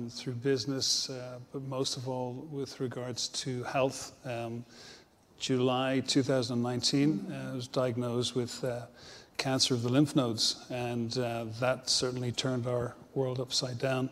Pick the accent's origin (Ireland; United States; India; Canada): Ireland; Dublin, Leinster; moved away as an adult; now in Dromore, United Kingdom; I'm originally from Dublin